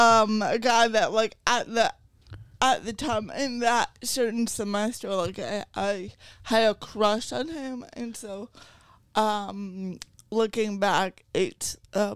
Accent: Vermont, United States; I grew up in Vermont, right?

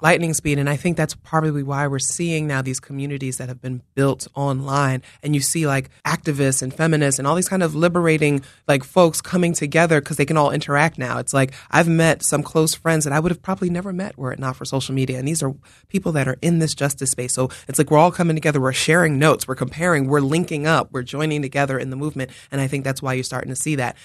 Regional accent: New York City, New York, United States; moved away as an adult; now in Philadelphia, United States; I'm from the Bronx

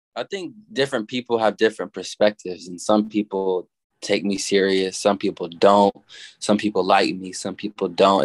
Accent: Little Rock, Arkansas, United States; also born or lived in Denton, Texas; I was born in Denton, Texas, and I was raised in Little Rock, Arkansas

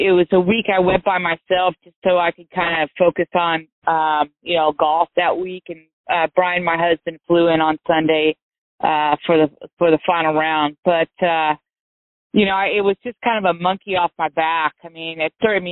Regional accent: Santa Cruz, California, United States; I grew up at a golf course in Santa Cruz called Pasatiempo

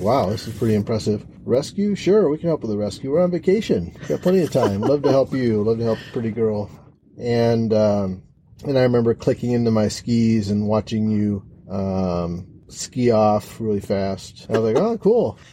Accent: Chicago, Illinois, United States; I'm from Chicago.

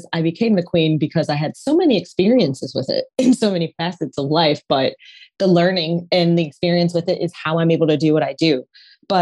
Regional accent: Detroit, Michigan, United States; I am from Detroit, very blue collar, working harder is the thing.

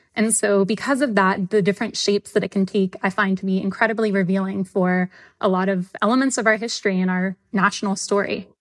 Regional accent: the South, United States; I'm from the South

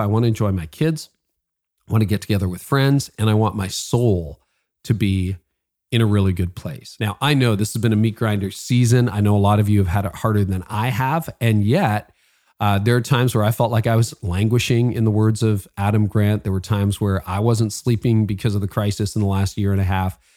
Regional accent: Toronto, Ontario, Canada; Toronto connections, my hometown

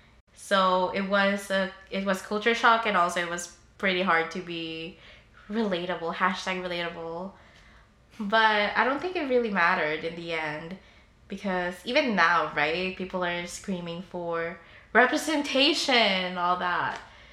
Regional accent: Philippines; if you can't tell, I'm Filipino, and if you don't know the stereotype, Filipinos go to nursing.

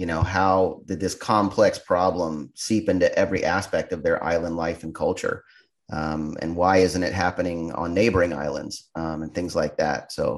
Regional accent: Florida, United States; also born or lived in Santa Barbara; I grew up here in Florida, but I went to college in Santa Barbara.

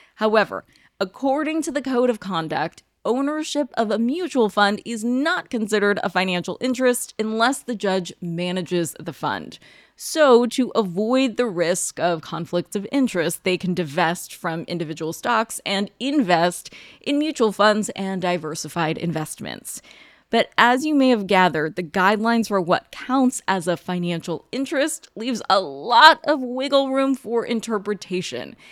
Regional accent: United States

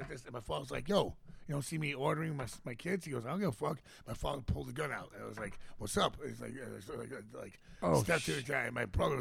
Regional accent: New York City, New York, United States; moved away as an adult; also born or lived in Los Angeles, United States; I'm from Queens. Jackson Heights, Queens

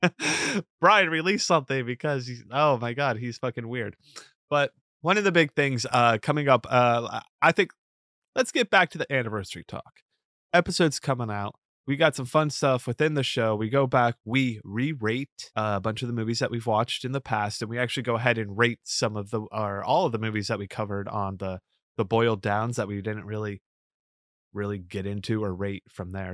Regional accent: Florida, United States; now in New York, United States; I grew up in Florida

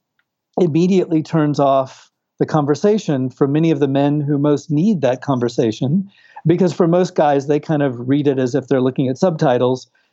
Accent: Houston, Texas, United States; moved away as an adult; also born or lived in California / Brazil; I'm originally from Texas and California in the U.S. and have ties, family ties to Latin America. Having witnessed a school shooting in my high school in Houston, Texas

